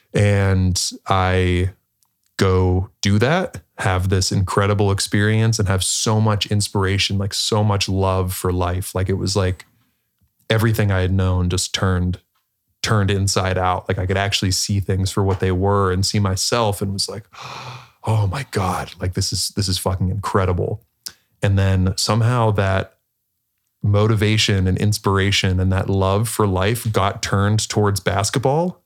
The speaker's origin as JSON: {"language": "English", "town": "Pittsburgh", "region": "Pennsylvania", "country": "United States", "tie": "born or raised there", "said": "I was born in Pittsburgh, Pennsylvania, um, small suburb outside of there"}